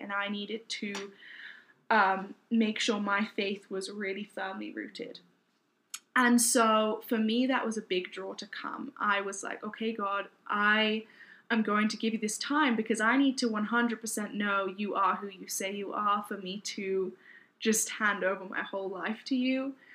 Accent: United Kingdom; moved away as an adult; also born or lived in Newport, Wales / Kent, England; now in United States; my parents moved to southeast England, Kent, uh, when I was about one and a half, two years old

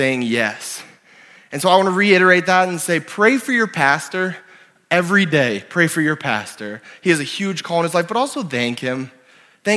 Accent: Canada; also born or lived in Ontario / New Brunswick / Oklahoma / South Dakota; now in Sioux Falls, United States; I'm Canadian

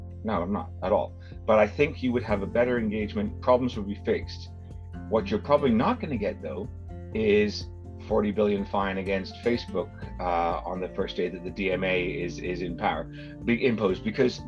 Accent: Canada; accent: Canadian; my Canadian accent

